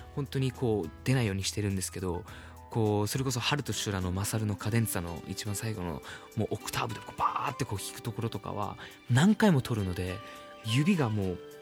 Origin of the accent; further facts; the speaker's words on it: Myanmar; now in Japan; 僕ミャンマー出身なんで